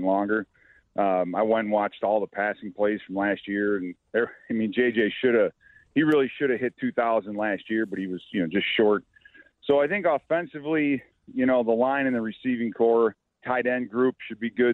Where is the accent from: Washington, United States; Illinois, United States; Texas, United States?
Illinois, United States; New Lenox; also born or lived in Joliet, Illinois; now in Minnesota, United States; I grew up in New Lenox Township, so I didn't grow up in J-Town like Thayer